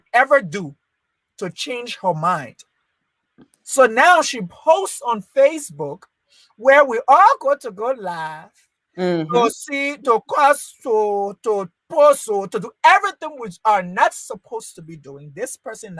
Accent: Liberia; moved away; I was born in Liberia. I was raised in Liberia.

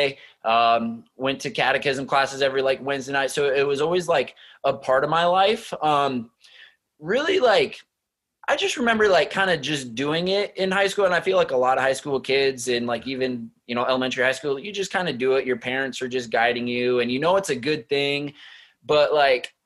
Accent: Nebraska, United States; I grew up in Nebraska, on a 10-acre farm in Nebraska

